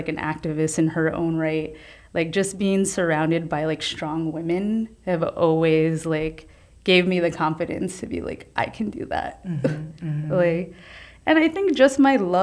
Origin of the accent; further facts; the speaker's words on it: New York City, New York, United States; I grew up throughout all the city, but Lower East Side is where I call home